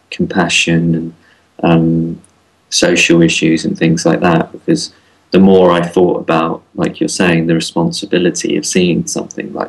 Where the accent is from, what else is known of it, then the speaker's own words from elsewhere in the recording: London, United Kingdom; growing up in London